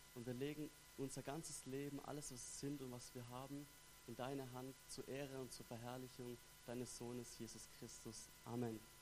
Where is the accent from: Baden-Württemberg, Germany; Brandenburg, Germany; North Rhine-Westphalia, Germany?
Baden-Württemberg, Germany; Stuttgart; accent: Swabian; moved away as an adult; now in Basel, Switzerland; ich komme ursprünglich aus Stuttgart, her im wunderschönen Baden-Württemberg